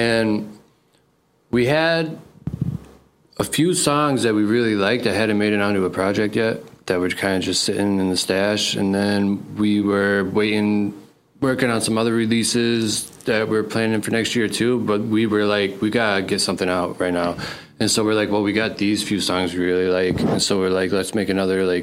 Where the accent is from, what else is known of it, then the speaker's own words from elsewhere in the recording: Hamburg, New York, United States; I grew up outside of Buffalo in a town called Hamburg